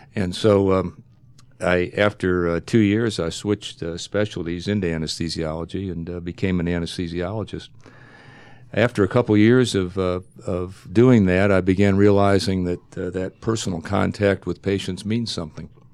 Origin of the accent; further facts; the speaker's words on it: Ohio, United States; moved away as an adult; I grew up in Ohio, went to medical school in Ohio